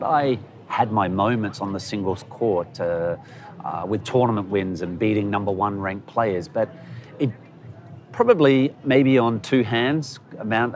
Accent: Adelaide, South Australia, Australia; moved away as an adult; We grew up in Australia

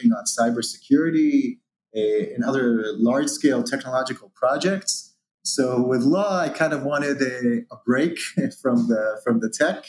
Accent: Israel; originally born and raised in Israel

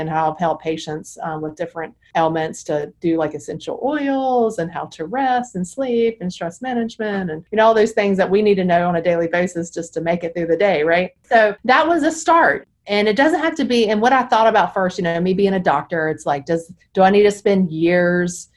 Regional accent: Charlotte, North Carolina, United States; I'm in Charlotte and I grew up in Charlotte

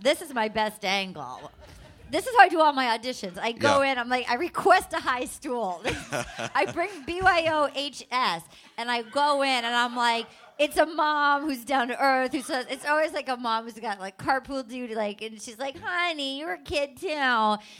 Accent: Little Compton, Rhode Island, United States; Little Compton, Rhode Island, yeah. I'm from Little Compton.

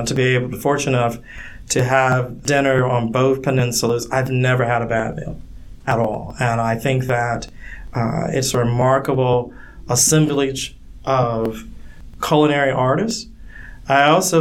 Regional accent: the South, Southern United States, United States; now in Michigan, United States; as a Southerner, one of the things you learn growing up, it ain't bragging if it's true.

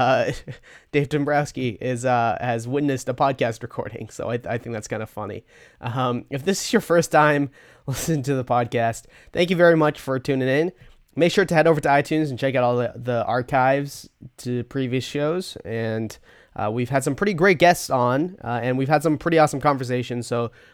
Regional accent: Brookline, Massachusetts, United States; Brookline, Massachusetts, also my hometown

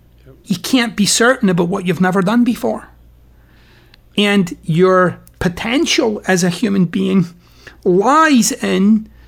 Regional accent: Scotland, United Kingdom; You know, I'm Scottish. I'm particularly dour, actually, as a human being, I would say.

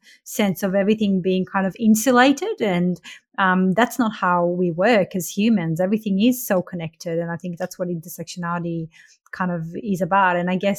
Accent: Israel; You know, my grandma, because I grew up in Israel, and even though I don't identify as Jewish as such, more as an Israeli, but I am a Jew-Israeli

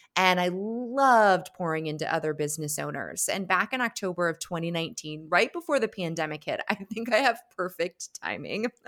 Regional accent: Connecticut, United States; grow an amazing business in Connecticut, my home state.

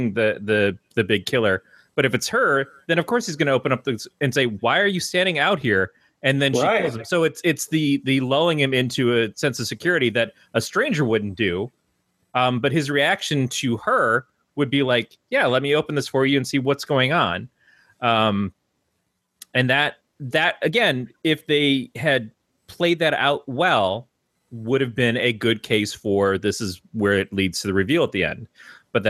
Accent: Detroit, Michigan, United States; moved away; I came from Detroit

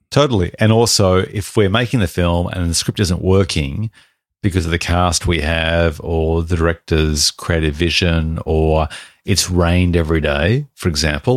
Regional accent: Australia; We're Australian

